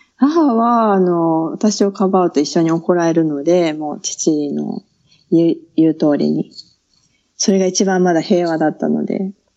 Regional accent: Kyoto, Japan; accent: Kyoto dialect; moved away; 生まれは京都です

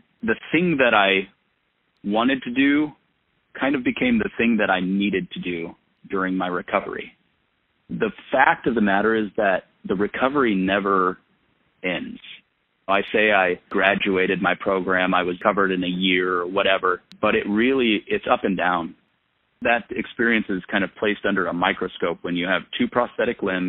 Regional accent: Front Range of Colorado, United States; now in Vermont, United States; growing up on the Front Range of Colorado

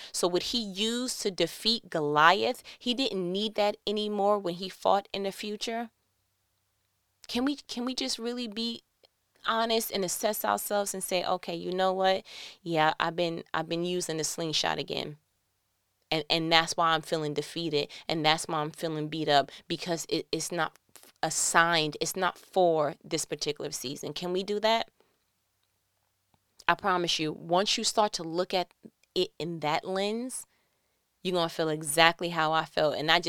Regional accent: New York, United States; now in Georgia, United States; Like, I remember when I came from New York to Georgia and, you know, I was flawed that there was no peepholes for me to see who's knocking on my door.

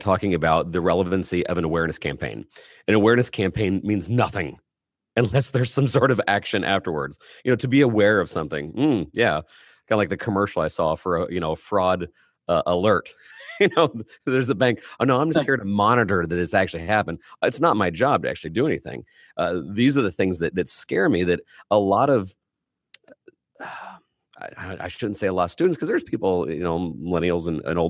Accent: Indiana, United States; I'm a kid from Indiana

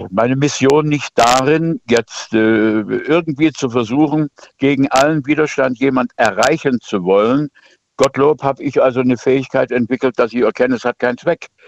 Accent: Dresden, Saxony, Germany; Ich bin Dresdner eigentlich

